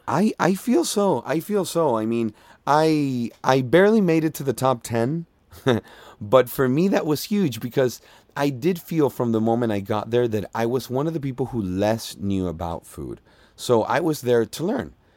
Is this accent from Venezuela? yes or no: yes; Margarita Island, Nueva Esparta, Venezuela; English is a second language; moved away as an adult; also born or lived in Miami; now in Los Angeles, United States; originally I am from Venezuela. I grew up in Venezuela, specifically in Margarita Island